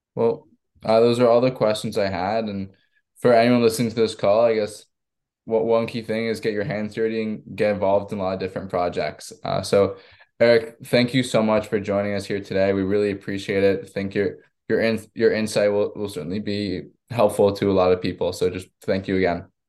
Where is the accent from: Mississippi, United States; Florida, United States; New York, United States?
New York, United States; Long Island; I'm from Long Island myself, so I've grown up a huge Islanders fan.